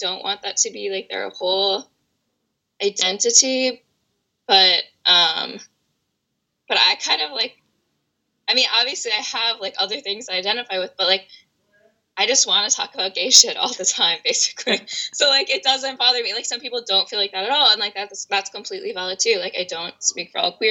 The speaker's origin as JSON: {"language": "English", "area": "Washington, D.C. area", "region": "Northern Virginia suburbs", "country": "United States", "said": "I'm from Washington, D.C., or the D.C. area, Northern Virginia suburbs. That's where I live currently."}